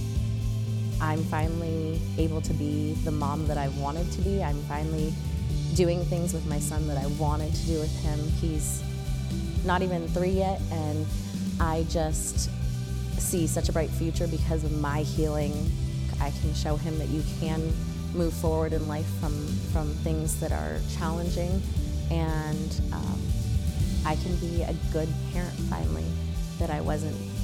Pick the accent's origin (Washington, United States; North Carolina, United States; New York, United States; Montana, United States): Washington, United States; Seattle; moved away as an adult; now in San Antonio, United States; I am originally from Seattle, Washington. I came to San Antonio December 2nd, 2018